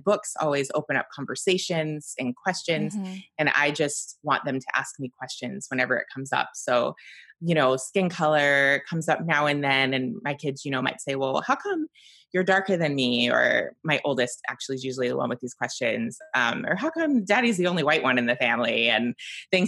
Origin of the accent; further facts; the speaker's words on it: Georgia, United States; moved away; also born or lived in Utah; growing up in Georgia